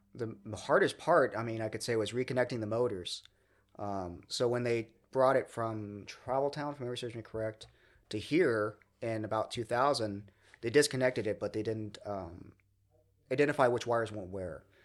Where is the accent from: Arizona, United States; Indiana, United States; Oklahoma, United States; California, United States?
California, United States; Redlands; I kinda did grow up locally. I grew up in Redlands